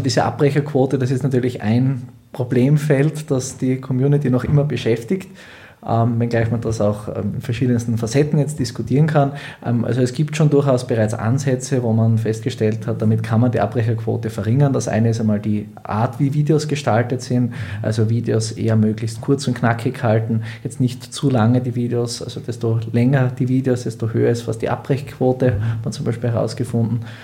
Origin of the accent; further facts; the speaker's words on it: Graz, Styria, Austria; moved away as an adult; now in Hildesheim, Germany; Also ursprünglich bin ich eigentlich auch Grazer Südösterreicher